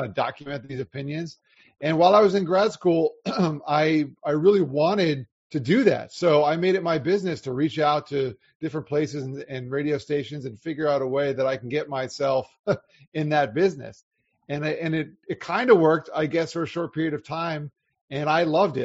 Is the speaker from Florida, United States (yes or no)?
yes; South Florida, United States; also born or lived in Long Island, New York; I spent most of my life growing up in South Florida